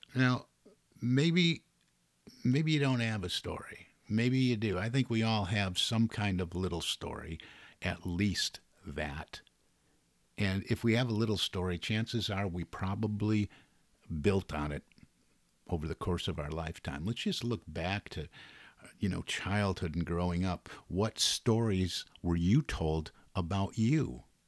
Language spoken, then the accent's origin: English; Detroit, Michigan, United States; I'm from the Detroit area